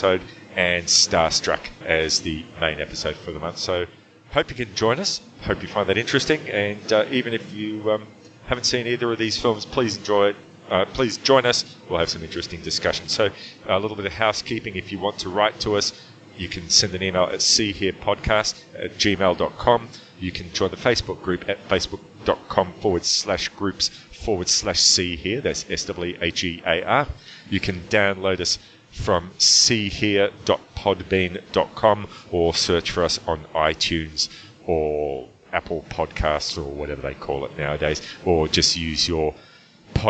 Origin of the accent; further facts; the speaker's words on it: Melbourne, Victoria, Australia; my hometown of Melbourne